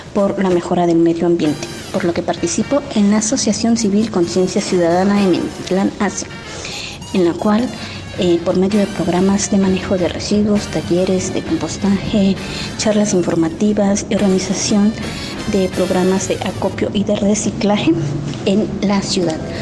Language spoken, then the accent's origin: Spanish; Minatitlán, Veracruz, Mexico; soy de Minatitlán, Veracruz